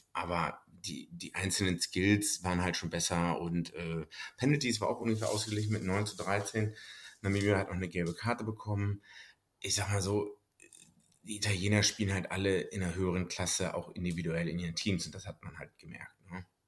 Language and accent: German; Germany; als Deutscher